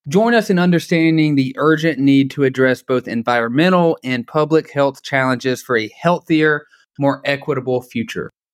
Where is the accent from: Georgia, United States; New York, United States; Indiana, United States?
Georgia, United States; Dalton; also born or lived in Atlanta; growing up in Dalton, Georgia